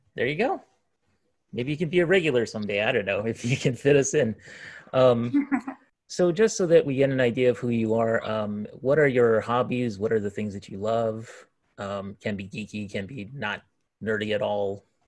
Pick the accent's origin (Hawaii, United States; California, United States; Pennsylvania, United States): Hawaii, United States; moved away as an adult; I come from Hawaii, of course, and uh, I lived there for most of my life um, up until last year, actually